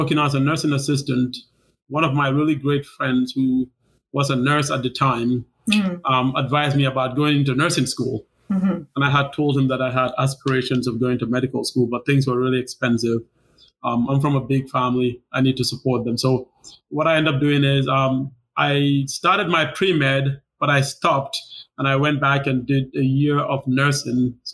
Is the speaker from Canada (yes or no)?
no; Gambia; moved away as an adult; also born or lived in Tacoma, Washington / Seattle, Washington / Wisconsin; now in Milwaukee, United States; I was born and raised there